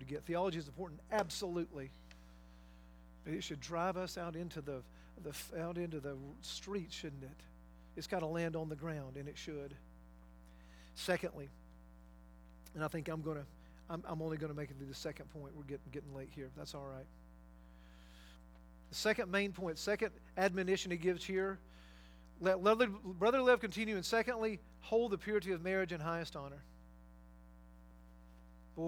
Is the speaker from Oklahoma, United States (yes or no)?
no; North Georgia, United States; moved away; I worked in prison ministry when I lived in Georgia many years ago for, I guess, 2 or 3 years through Prison Fellowship, Chuck Colson's ministry, there in my hometown and in different places in North Georgia